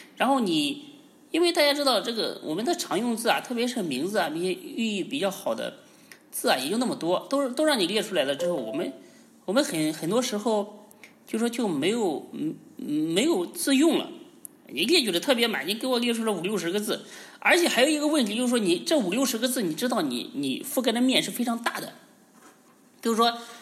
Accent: China; 我们中国人

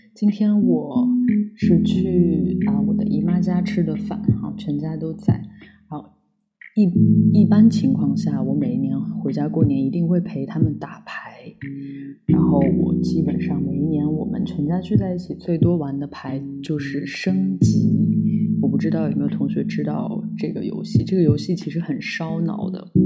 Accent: Lanzhou, Gansu, China; 我们兰州那里这样叫

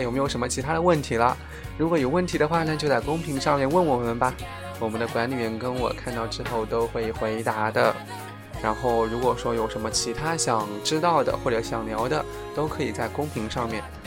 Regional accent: Jiangsu, China; 我是江苏的

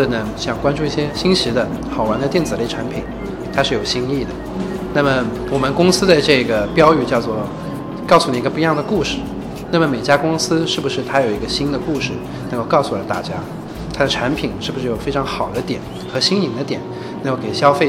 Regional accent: Ningbo, Zhejiang, China; now in United States; 我是个宁波人嘛。

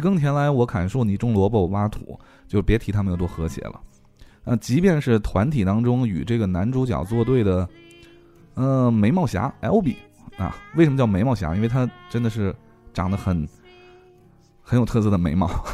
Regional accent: China; 我们中国人民的这个兴趣

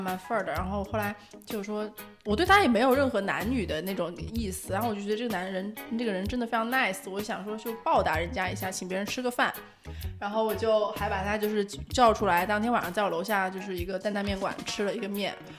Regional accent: Sichuan, China; 我是四川来的四川的

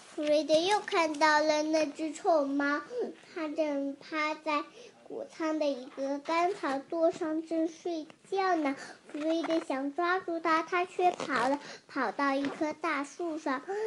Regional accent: Ningbo, Zhejiang, China; 我来自宁波的

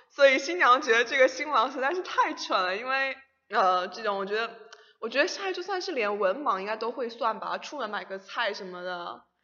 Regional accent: Fujian, China; moved away; 我们福建那里已经开始穿短袖了

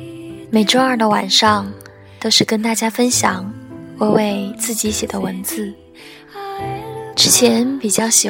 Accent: Qingdao, Shandong, China; now in Chengdu, China; 嗯，是的，我的故乡叫青岛，在成都，

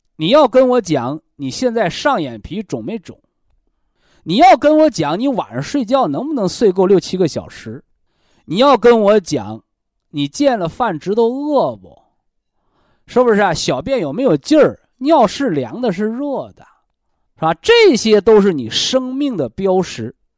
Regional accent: China

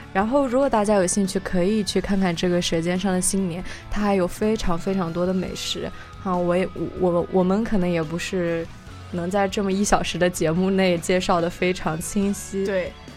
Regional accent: Xinjiang, China; now in Seattle, United States; 我因为是来自新疆，然后呢，我，我的家离，就是离南方啊，中，中间，中原地区啊，都比较远

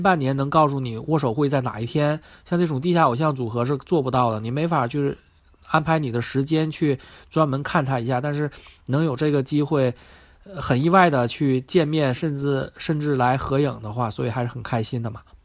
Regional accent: China; 我是一个中国人

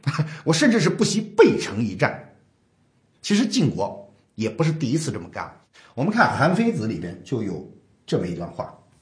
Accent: China; 我们中国人

